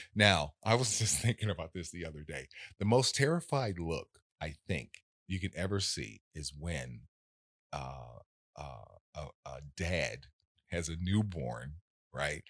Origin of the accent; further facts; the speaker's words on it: Los Angeles, California, United States; I was born in South Central